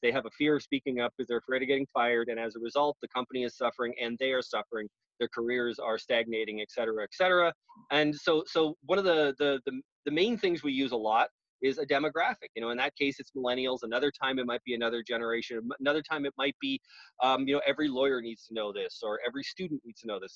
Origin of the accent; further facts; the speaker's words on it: Canada; now in United States; I'm Canadian.